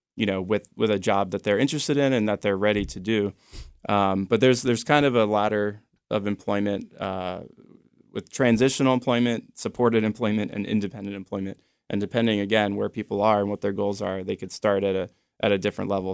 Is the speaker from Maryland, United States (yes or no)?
yes; Annapolis, Maryland, United States; also born or lived in Baltimore; I grew up in the Annapolis area